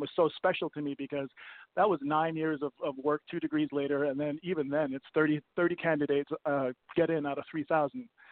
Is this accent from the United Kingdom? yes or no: no; Copenhagen, Capital Region of Denmark, Denmark; moved away; also born or lived in New York / Vancouver; I grew up in Copenhagen, moved to moved to New York